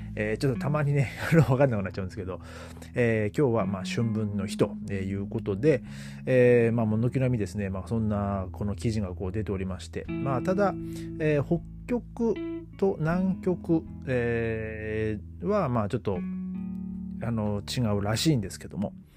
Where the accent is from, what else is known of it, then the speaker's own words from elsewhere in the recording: Japan; moved away; まあ僕は日本人でもアメリカ人がいたり